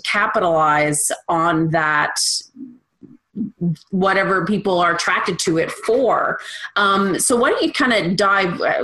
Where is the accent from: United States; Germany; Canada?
Canada; I'm a Canadian